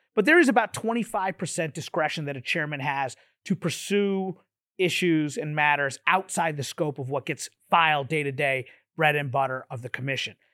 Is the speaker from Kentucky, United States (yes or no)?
yes; Kentucky, United States; moved away as an adult; I'm from Kentucky originally